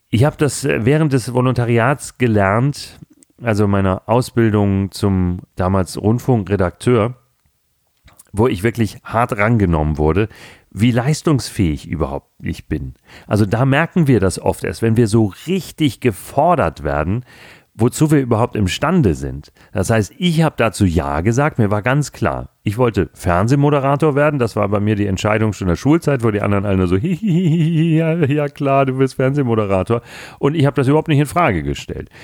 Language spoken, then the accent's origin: German; Hamburg, Germany; Gerade im Norden, wo ich herkomme, ich bin ja nun gebürtiger Hamburger